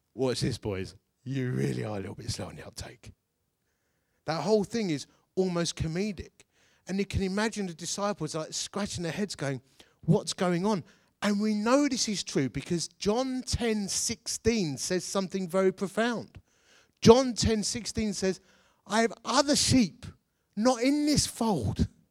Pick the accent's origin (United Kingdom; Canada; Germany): United Kingdom; Essex, East of England; I'm from Essex.